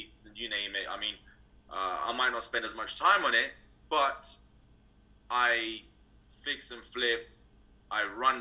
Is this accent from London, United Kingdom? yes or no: yes; London, United Kingdom; moved away as an adult; now in California, United States; originally I'm actually from London, United Kingdom. I was raised there all my life